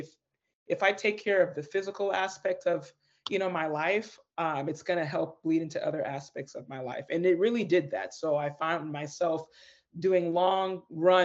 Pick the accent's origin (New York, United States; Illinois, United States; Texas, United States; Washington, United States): Washington, United States; Federal Way; born and raised in the Seattle, well, more specifically, Federal Way, Washington